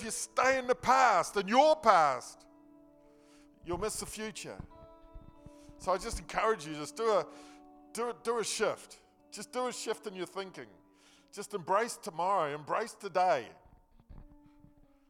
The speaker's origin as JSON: {"language": "English", "region": "Nelson", "country": "New Zealand", "tie": "born or raised there", "said": "I was born in Nelson. I lived in Mudguard Street. Yeah, I lived in Mudguard Street. I was brought up Mudguard Street. I went to Victory School. I went to Nelson Intermediate."}